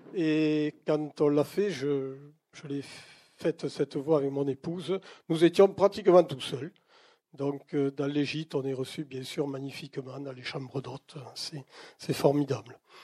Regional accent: Toulouse, Occitania, France; j'habitais Toulouse quand j'étais petit

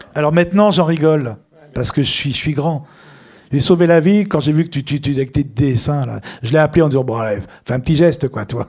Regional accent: Lyon, Auvergne-Rhône-Alpes, France; also born or lived in Tunis, Tunisia; now in Paris, France; on est de Lyon

